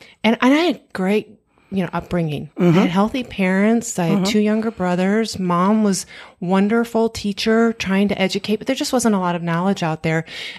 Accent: Michigan, United States; And we were born and raised in Michigan.

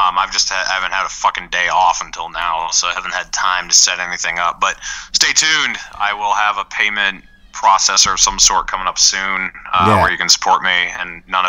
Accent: New Hampshire, United States; moved away as an adult; I was born and raised in New Hampshire. I moved away right before the craziness in 2020, and when I lived there, you know, like 2016, 17, 18, 19

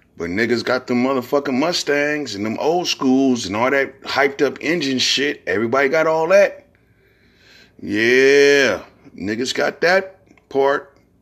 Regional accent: San Francisco, California, United States; also born or lived in Fillmore, San Francisco; I'm originally from Hunter's Point. Then I moved to Fillmore when I was like ten, eleven years old.

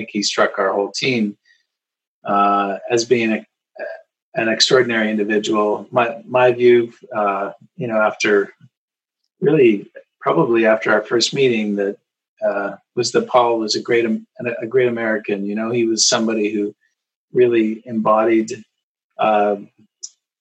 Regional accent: Burlington, Ontario, Canada; So decided to start my own practice in my hometown of Burlington, Ontario

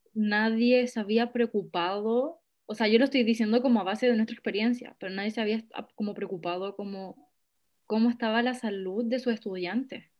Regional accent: Chile; como yo siendo chilena, nacida en Chile, haber estado acá toda mi vida

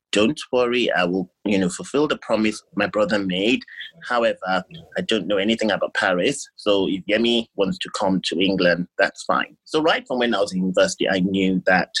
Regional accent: Ibadan, Oyo, Nigeria; moved away as an adult; also born or lived in London; I was born and brought up in Ibadan in Nigeria

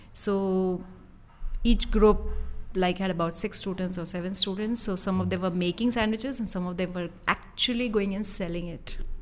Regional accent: India; moved away as an adult; I was from India

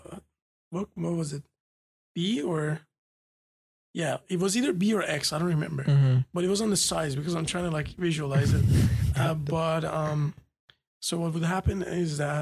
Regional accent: Tehran, Tehran Province, Iran; moved away; growing up in Tehran

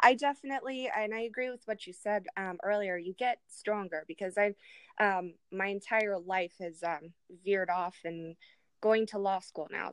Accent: Germany; now in Arizona, United States; I grew up in Germany

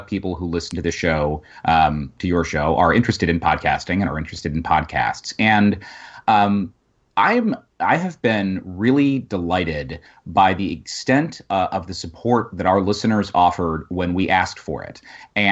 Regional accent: Colorado, United States; I'm from Colorado

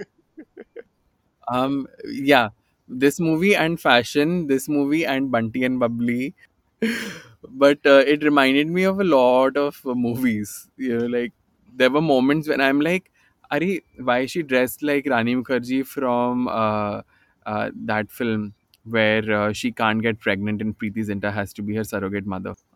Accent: Bhopal, Madhya Pradesh, India; moved away as an adult; now in Mumbai, India; I'm uh, I'm I'm from Bhopal, right? And I was very new in Bombay in, in 2007 yet.

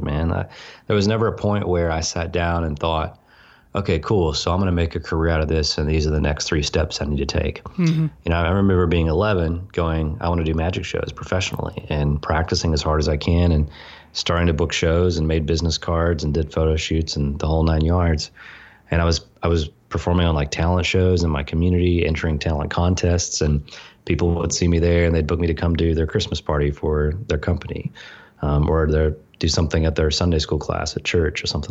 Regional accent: the South, United States; growing up in the South in a pretty legalistic religious environment

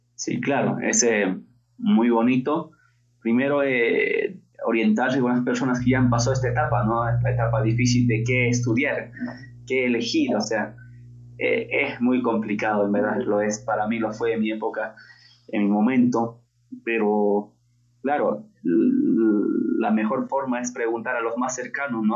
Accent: La Convención Valley, Cusco, Peru; yo soy natural del Cusco, del Valle

